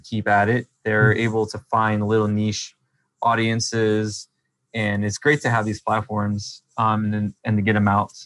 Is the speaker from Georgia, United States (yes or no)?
yes; Georgia, United States; also born or lived in Los Angeles / Atlanta / Marietta; I came from Georgia. So I was born in Georgia, then moved to Los Angeles for, you know, from the time I was one till like four or five, then we moved back to Georgia